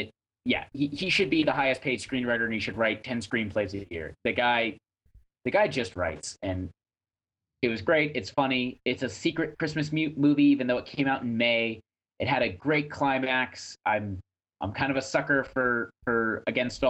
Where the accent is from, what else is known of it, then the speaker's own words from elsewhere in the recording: New Hampshire, United States; moved away; my home state